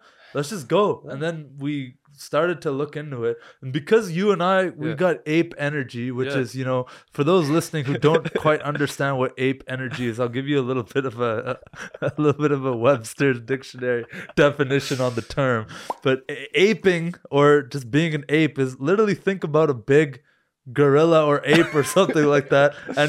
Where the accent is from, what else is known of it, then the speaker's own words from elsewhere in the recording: Canada; I Googled where can I travel right now as a Canadian?